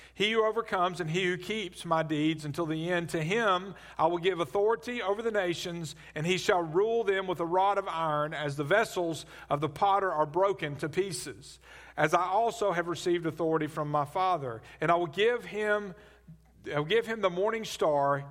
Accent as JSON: {"language": "English", "town": "Birmingham", "region": "Alabama", "country": "United States", "tie": "born or raised there", "said": "I grew up in Birmingham"}